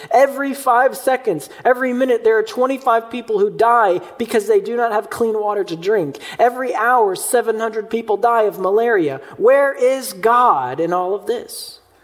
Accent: Mayfield, Kentucky, United States; my hometown of Mayfield, Kentucky

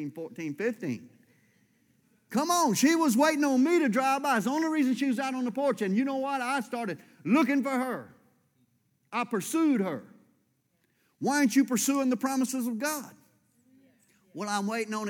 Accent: United States

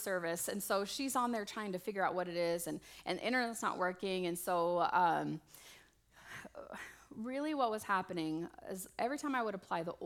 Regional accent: Las Vegas, Nevada, United States; I'm from Vegas, and originally, and well, not originally, but mostly

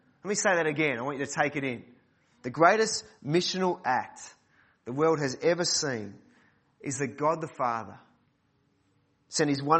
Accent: Mentone, Victoria, Australia; I grew up at Mentone Baptist Church

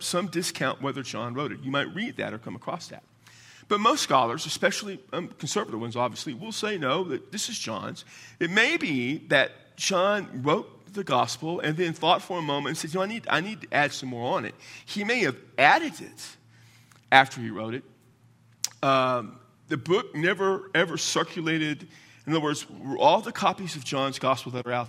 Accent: South Texas, United States; accent: Texas version of English; first language English; I grew up in South Texas

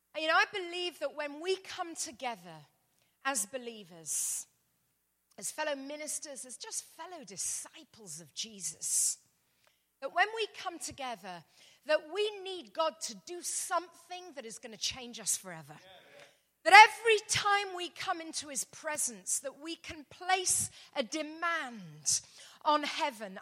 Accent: London, United Kingdom; I'm from London, England, as you can probably hear

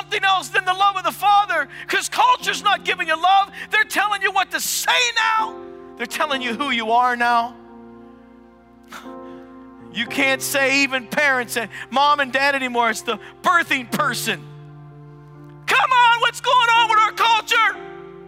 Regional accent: United States; I'm an American, but I'm following the kingdom of God

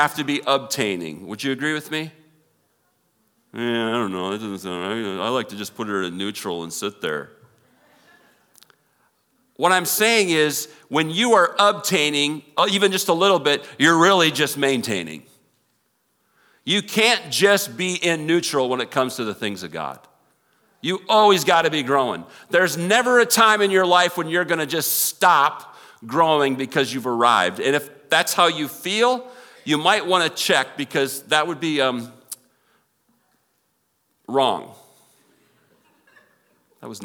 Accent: Minnesota, United States; moved away; I grew up in Minnesota

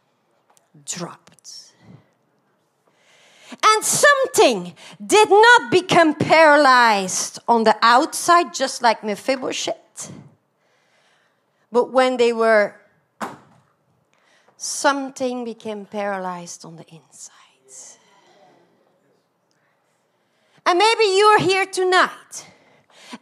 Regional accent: Belgium; English is a second language; moved away; I'm originally from Belgium. You can hear my accent is not American at all.

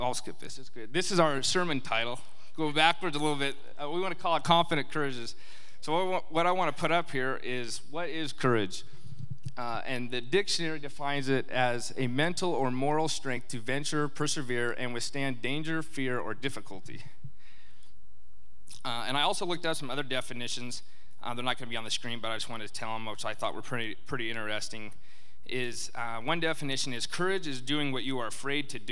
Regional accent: Colorado, United States; I grew up in Colorado, a small town

